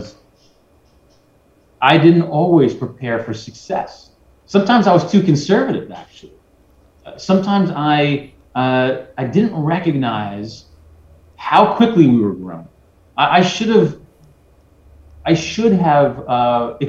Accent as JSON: {"language": "English", "town": "New York City", "region": "New York", "country": "United States", "said": "I'm from Brooklyn, I'm a hustler"}